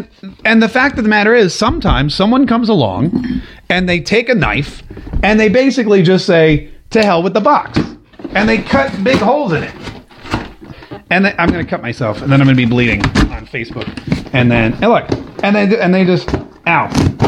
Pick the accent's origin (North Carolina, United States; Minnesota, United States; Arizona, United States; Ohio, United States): North Carolina, United States; I may have said y'all, but I grew up in North Carolina.